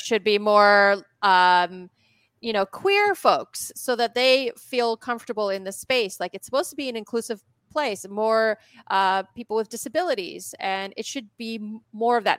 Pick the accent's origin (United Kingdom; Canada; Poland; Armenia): Poland; moved away; I was born in Poland